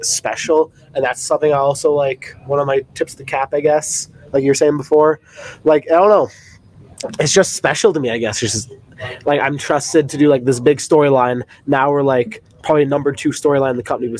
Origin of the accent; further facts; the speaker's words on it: Canada; being a Canadian